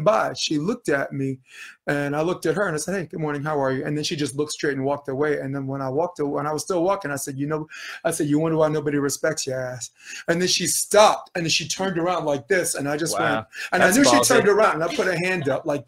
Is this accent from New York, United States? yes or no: yes; New York City, New York, United States; also born or lived in Queens / Harlem; growing up in Brooklyn